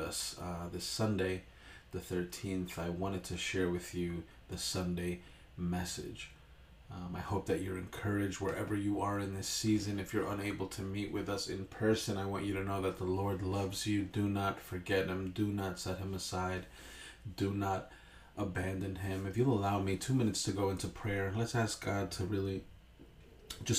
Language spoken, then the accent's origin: English; Hempstead, New York, United States; I grew up in Hempstead, went to Hempstead for lower school, or what would be elementary school